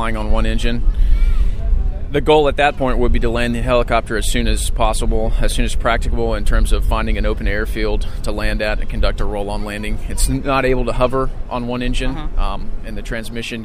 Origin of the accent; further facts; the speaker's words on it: Alabama, United States; moved away as an adult; now in Ansbach, Germany; I'm from Alabama